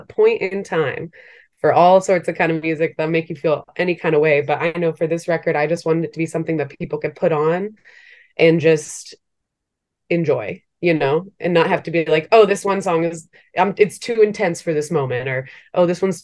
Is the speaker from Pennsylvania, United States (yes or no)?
no; Maryland, United States; moved away as an adult; also born or lived in Brooklyn, New York; now in New York, United States; before I moved to New York, like kind of just growing up in Maryland